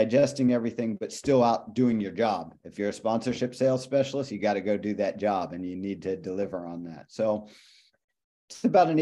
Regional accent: Pittsburgh, Pennsylvania, United States; moved away as an adult; also born or lived in Liverpool; I'm from Pittsburgh

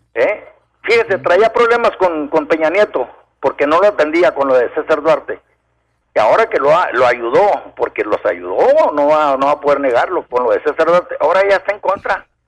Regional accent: Camargo, Chihuahua, Mexico; yo soy de Camargo, Chihuahua

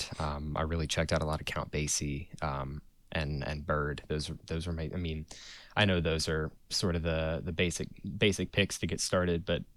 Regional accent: Asheville, North Carolina, United States; I was born in Asheville, and I am sitting in Asheville right now

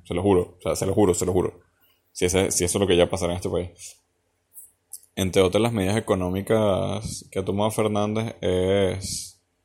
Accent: Venezuela; now in Argentina; como venezolano

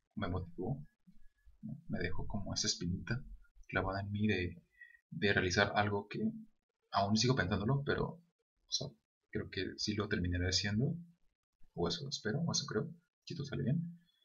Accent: Guadalajara, Jalisco, Mexico; sí soy de Guadalajara, pero no soy de esa parte

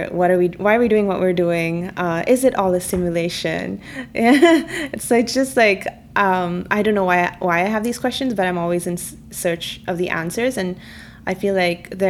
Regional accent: Kerala, India; first language Malayalam; English is a second language; Actually, it means um, cat in my mother tongue, which is Malayalam.

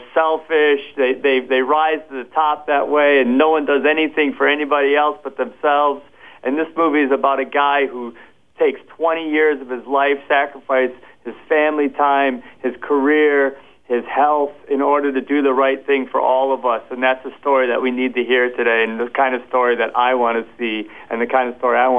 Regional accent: Wisconsin, United States; Wisconsin, my home state.

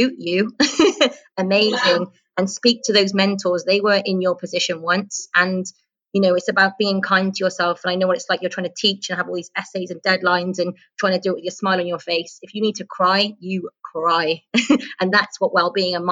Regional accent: United Kingdom; moved away as an adult; now in United Arab Emirates; I'm a British teacher in a British school, and I trained in the UK

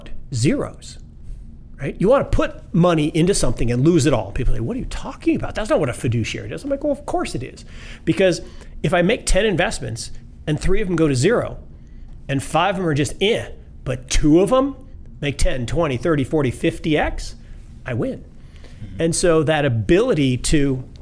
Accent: Seattle, Washington, United States; I grew up in Seattle

